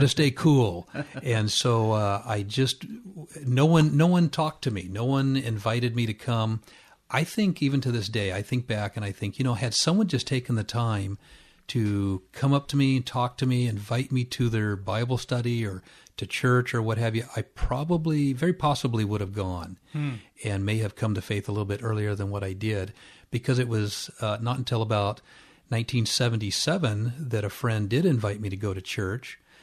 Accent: Orange County, California, United States; also born or lived in Riverside, California; we were in Orange County, which is just adjacent to that, and grew up there

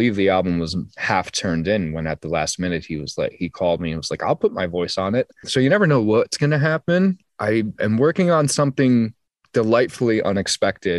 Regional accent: United States; accent: very American; my very American accent

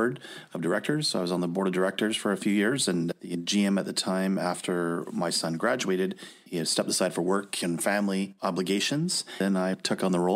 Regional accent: Winnipeg, Manitoba, Canada; I grew up in Winnipeg, played all my minor

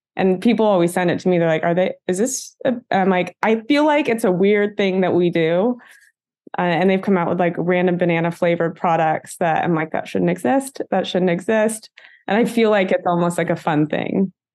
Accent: Bakersfield, California, United States; moved away; I was born in Bakersfield, California, which is a really, like, small town in Central California. It's one of those cities you can grow up

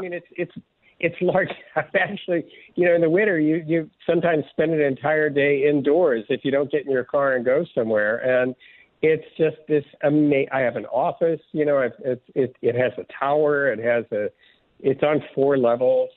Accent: Southern California, United States; also born or lived in Midwest; I was born in the Midwest, but essentially grew up in Southern California

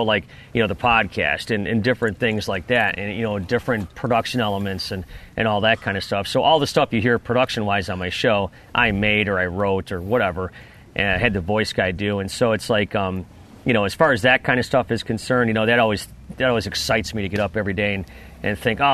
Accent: Buffalo, New York, United States; moved away as an adult; now in Detroit, United States; I grew up in Buffalo, but I consider myself a Detroiter

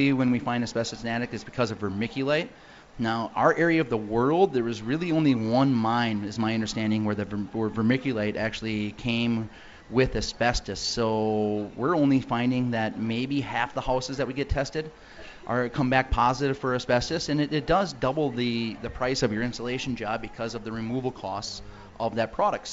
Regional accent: Woodville, Wisconsin, United States; I live in Woodville, Wisconsin

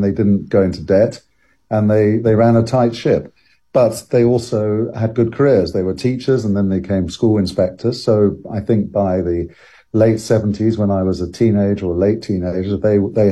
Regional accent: London, United Kingdom; I lived and grew up in a house that was in the middle of four kind of areas. And one was called Greenwich

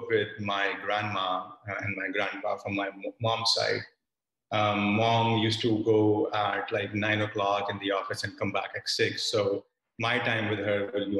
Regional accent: Roorkee, Uttarakhand, India; moved away as an adult; now in United States; I was raised in northern part of India. It's a small town called Roorkee, which is, north of New Delhi

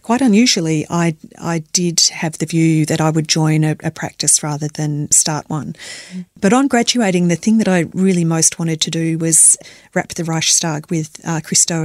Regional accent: Melbourne, Victoria, Australia; I was born and bred in Melbourne

